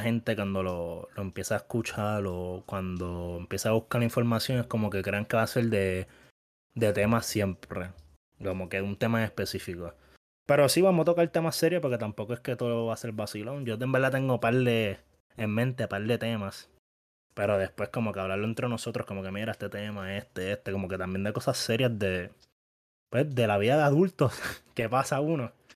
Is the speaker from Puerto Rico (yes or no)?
yes; Bayamón, Puerto Rico; todos somos de Bayamón, nos criamos en Bayamón